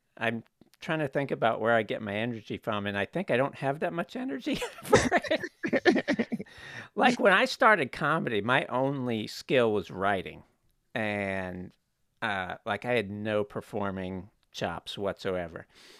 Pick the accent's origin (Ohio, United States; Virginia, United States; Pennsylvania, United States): Virginia, United States; Buena Vista; born or raised there